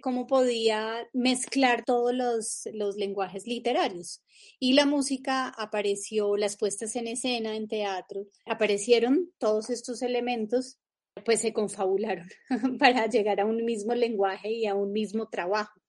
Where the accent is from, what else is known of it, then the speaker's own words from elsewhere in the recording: Venezuela; Yo nací en Venezuela